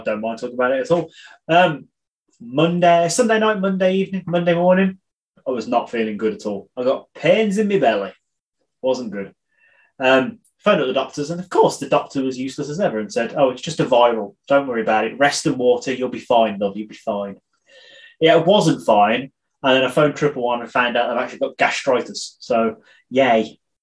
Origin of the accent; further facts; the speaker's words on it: United Kingdom; I'm British